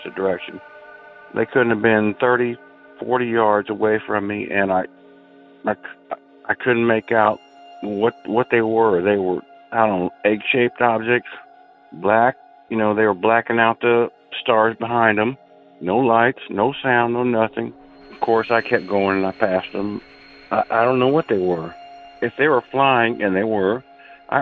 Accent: Indianapolis, Indiana, United States; I'm from Indiana, Indianapolis specifically

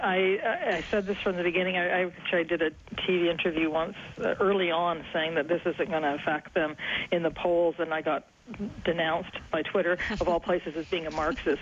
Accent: Alberta, Canada; now in Eastern Canada, Canada; I grew up in Alberta

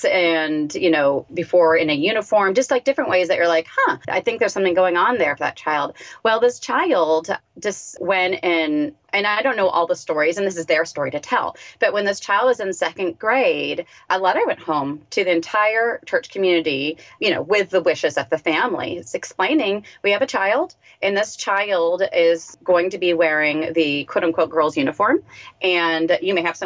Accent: United States; I'm an American.

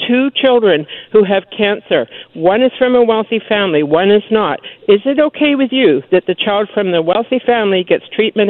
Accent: New Zealand; now in North Vancouver, Canada; I'm originally from New Zealand.

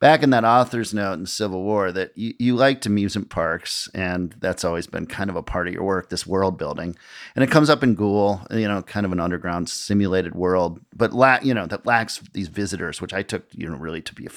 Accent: Minneapolis, Minnesota, United States; moved away as an adult; now in New York, United States; my hometown of Minneapolis

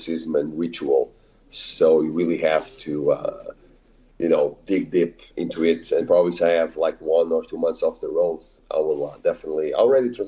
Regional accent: Portugal; I'm from Portugal

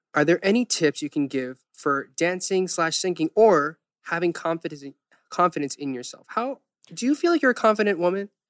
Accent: the South, United States; now in South Korea; growing up in the South

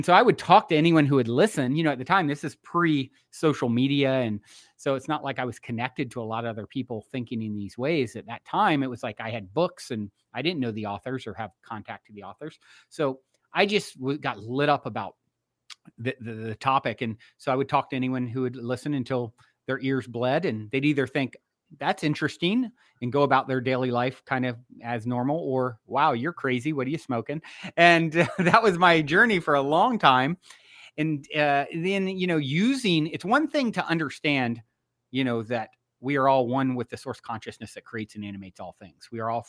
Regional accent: Virginia, United States; now in Los Angeles, United States; I grew up on the East Coast in Virginia. I currently reside in Los Angeles, California.

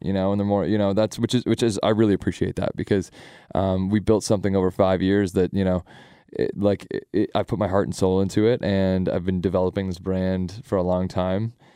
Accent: Sarnia, Ontario, Canada; also born or lived in London, Ontario; I'm from Sarnia

